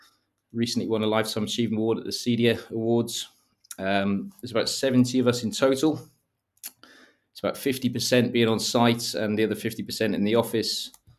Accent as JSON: {"language": "English", "region": "Wales", "country": "United Kingdom", "moved": "as an adult", "lives_now": "London, United Kingdom", "said": "I moved from North Wales about 12 years ago to London and honestly had no idea that home automation was an industry."}